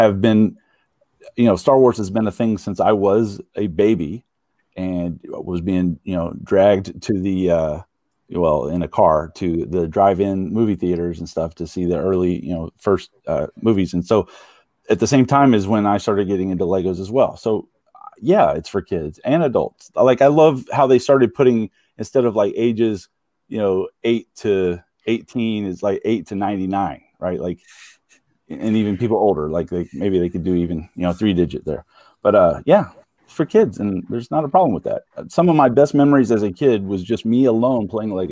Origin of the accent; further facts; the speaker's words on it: Texas, United States; growing up in Texas in the, you know, 80s and 90s